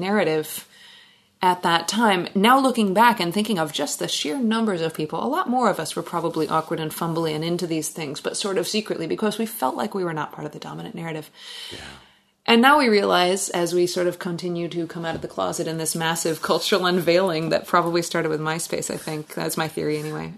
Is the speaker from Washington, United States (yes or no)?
yes; Gig Harbor, Washington, United States; moved away as an adult; now in Alaska, United States; I grew up in Gig Harbor and I moved up to Alaska in 2003